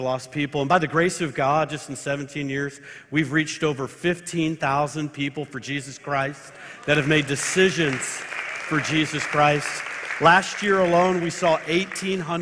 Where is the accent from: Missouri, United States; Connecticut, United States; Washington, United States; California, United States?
California, United States; Marin County and Sonoma County; moved away as an adult; also born or lived in Tulsa, Oklahoma; I am a Californian. I was born in Marin County, just north of San Francisco. Graduated high school in Sonoma County